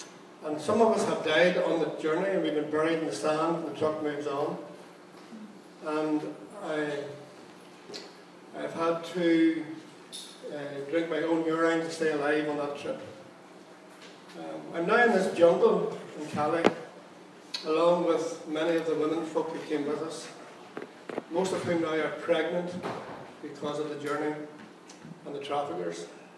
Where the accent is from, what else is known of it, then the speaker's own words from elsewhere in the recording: Darfur, Sudan; I'm 26 years old. I'm from Darfur in southwest Sudan. My country is very rich.